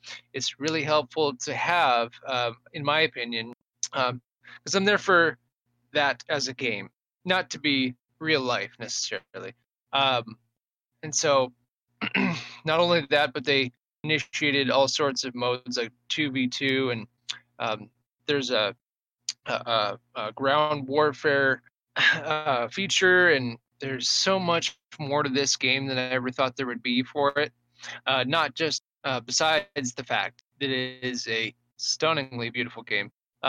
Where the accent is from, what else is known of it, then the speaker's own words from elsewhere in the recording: England, United Kingdom; born there; And I was born in England.